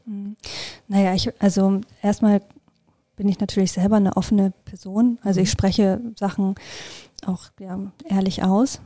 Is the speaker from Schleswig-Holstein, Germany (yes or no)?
yes; Schleswig-Holstein, Germany; ich komme aus Schleswig-Holstein